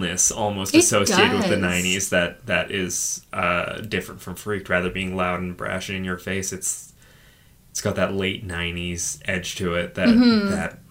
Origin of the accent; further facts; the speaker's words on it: Australia; when I was growing up in Australia